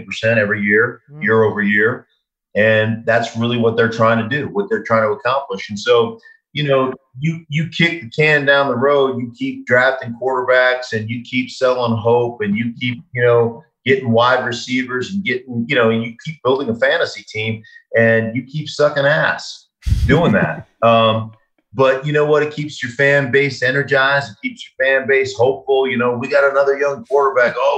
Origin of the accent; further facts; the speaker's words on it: Anchorage, Alaska, United States; I grew up in Anchorage, Alaska